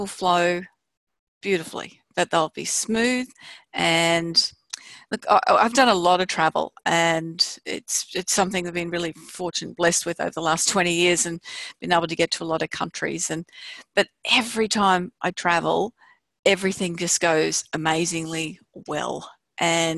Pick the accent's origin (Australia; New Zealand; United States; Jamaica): Australia; we're from Australia